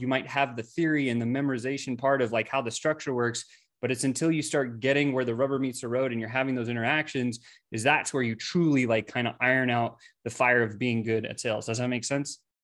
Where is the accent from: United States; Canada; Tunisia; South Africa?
South Africa; I was born in South Africa